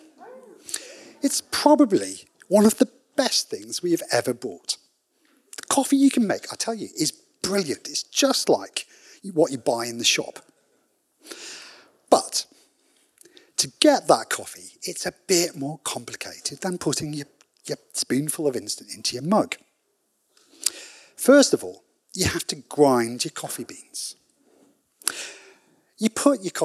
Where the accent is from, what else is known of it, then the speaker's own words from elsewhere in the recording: United Kingdom; being British